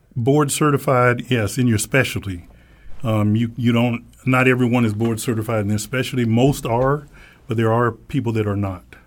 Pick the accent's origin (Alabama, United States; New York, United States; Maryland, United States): Alabama, United States; when I was a kid growing up in Alabama